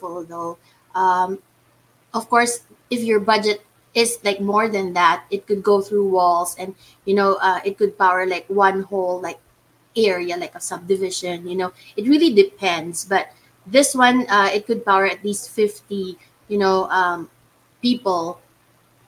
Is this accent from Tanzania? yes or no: no; Philippines; I am the CEO, and I'm from the Philippines